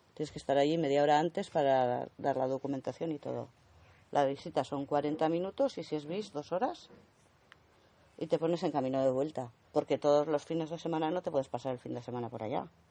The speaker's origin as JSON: {"language": "Spanish", "town": "Altsasu", "region": "Navarre", "country": "Spain", "said": "los chiquitos de mi pueblo"}